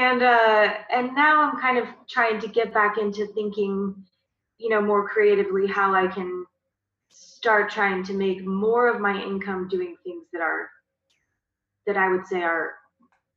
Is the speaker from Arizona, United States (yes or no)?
yes; Arizona, United States; moved away; also born or lived in Texas; I grew up in Arizona.